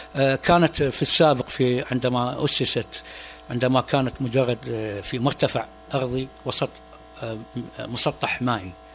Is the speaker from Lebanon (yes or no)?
no; Suq al-Shuyukh, Dhi Qar, Iraq; كان مسقط راسي في مدينه سوق الشيوخ بمحافظه ذقار